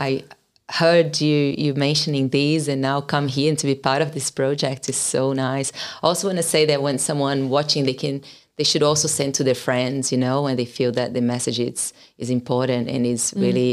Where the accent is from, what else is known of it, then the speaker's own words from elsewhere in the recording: Brazil; moved away as an adult; now in Australia; I come from Brazil. I've been here for 16 years now